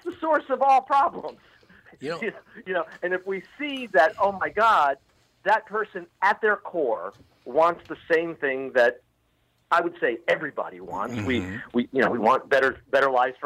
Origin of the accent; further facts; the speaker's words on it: Miami, Florida, United States; moved away; also born or lived in Los Angeles / Coral Gables, Florida; I'm from Miami. And I lived in L.A. for many, many years, but I grew up in Miami